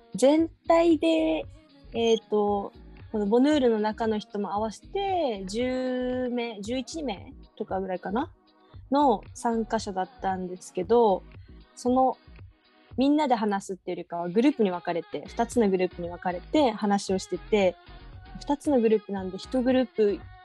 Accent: Okinawa, Japan; 地元が沖縄でもう、うん、なんだろうな田舎だから

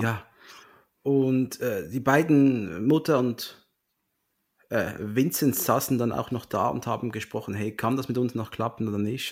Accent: Switzerland; bin ja Schweizer

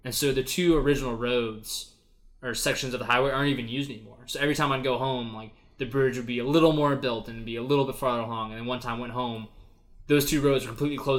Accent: Alaska, United States; moved away as an adult; back in my hometown up in Alaska

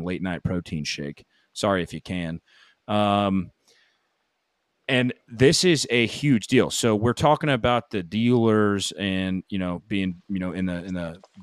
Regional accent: Ponte Vedra Beach, Florida, United States; my hometown, Ponte Vedra Beach, Florida, and really just a suburb of Jacksonville.

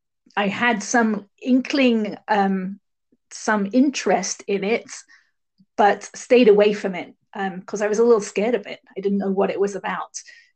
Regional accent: England, United Kingdom; also born or lived in Barbados / Sierra Leone / Hong Kong / Bahrain; I grew up in England, but I also lived in several other countries. I lived in Barbados for a little while, and then Sierra Leone in West Africa, and then in Hong Kong, and then in Bahrain.

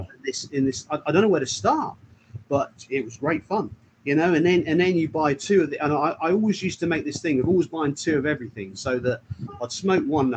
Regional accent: England, United Kingdom; we're English

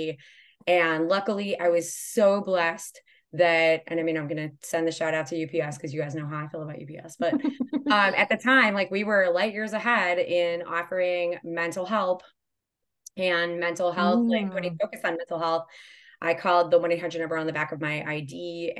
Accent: Chicago, Illinois, United States; moved away as an adult; also born or lived in Louisville, Kentucky; I grew up in Chicago, but I had lived in Louisville for a couple years

